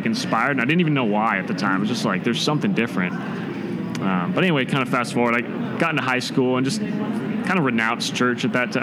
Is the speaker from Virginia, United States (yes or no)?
no; Merrimack, New Hampshire, United States; moved away as an adult; also born or lived in Boulder, Colorado; now in Grand Junction, United States; I grew up in Merrimack, which is a small town in kind of the southern part of the state